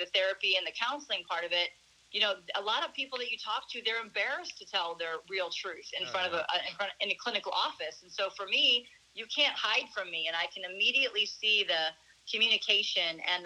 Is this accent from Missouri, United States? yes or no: yes; St. Louis, Missouri, United States; moved away as an adult; now in Arizona, United States; I was born and raised in St. Louis, Missouri, actually in the suburbs